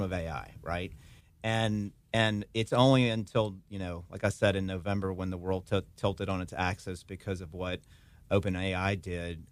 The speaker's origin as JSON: {"language": "English", "town": "Hammond", "region": "Louisiana", "country": "United States", "tie": "born or raised there", "also_born_or_lived": "Birmingham, Alabama", "moved": "as an adult", "lives_now": "Baton Rouge, United States", "said": "Been back here in Baton Rouge for the last almost three years now, but I grew up in Hammond, Louisiana"}